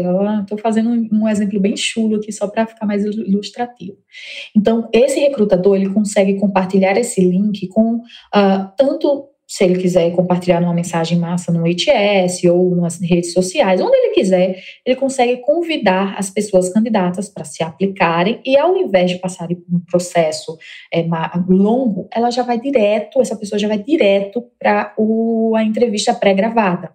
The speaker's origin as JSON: {"language": "Portuguese", "town": "Mossoró", "region": "Rio Grande do Norte", "country": "Brazil", "tie": "born or raised there", "moved": "as an adult", "lives_now": "São Paulo, Brazil", "said": "como vocês estão percebendo aí meu sotaque, eu sou potiguar, natural de Mossoró."}